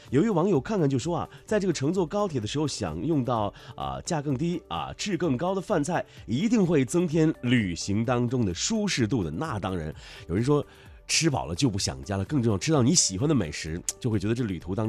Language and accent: Chinese; Lanzhou, Gansu, China; 当然还有我的家乡兰州西站